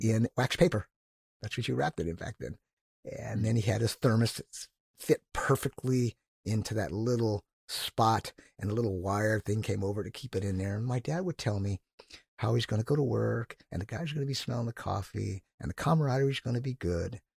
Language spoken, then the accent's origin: English; Northern California, United States; moved away; I grew up in Northern California